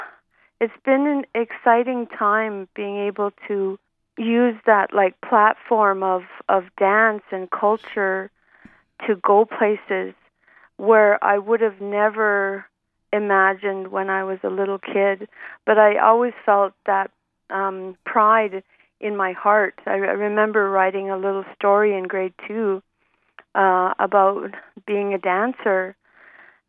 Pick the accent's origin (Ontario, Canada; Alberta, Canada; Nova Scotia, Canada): Alberta, Canada; Calgary; I grew up in Calgary. This is my hometown